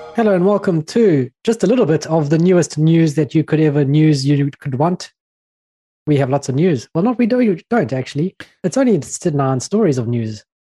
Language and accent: English; South Africa; I'm from South Africa.